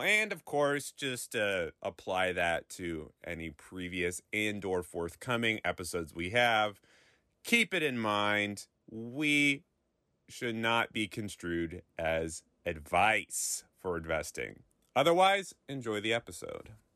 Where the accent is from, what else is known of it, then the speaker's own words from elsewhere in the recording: Pacific Northwest, United States; I grew up in the Pacific Northwest